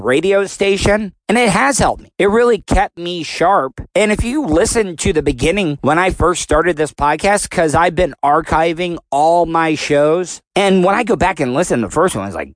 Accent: the South, United States; I was born in the South

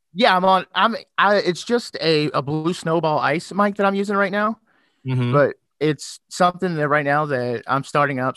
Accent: Louisville, Kentucky, United States; accent: southern twang; now in Indiana, United States; I'm originally from Louisville, Kentucky

